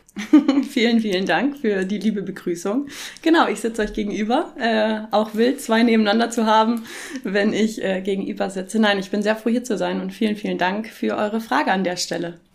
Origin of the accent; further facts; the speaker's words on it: near Cologne, North Rhine-Westphalia, Germany; moved away as an adult; also born or lived in Augsburg, Germany; now in Nuremberg, Germany; ich bin in der Nähe von Köln groß geworden und bin dort zur Schule gegangen